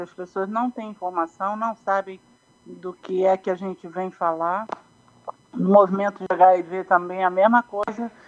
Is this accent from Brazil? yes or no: yes; Brazil; moved away as an adult; como brasileiro